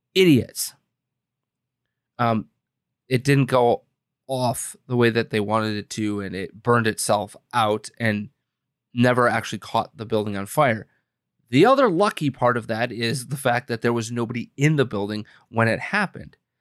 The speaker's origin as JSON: {"language": "English", "region": "Wisconsin", "country": "United States", "tie": "born or raised there", "said": "my home state of Wisconsin"}